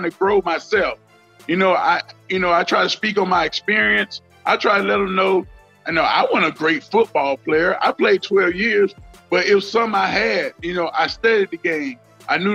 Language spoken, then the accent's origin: English; Deep South, United States; I grew up in the Deep South